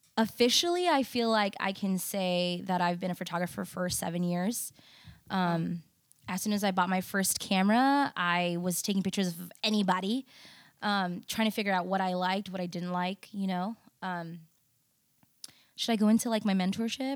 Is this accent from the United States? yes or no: yes; United States; I was born in the States, I'm also proudly Indonesian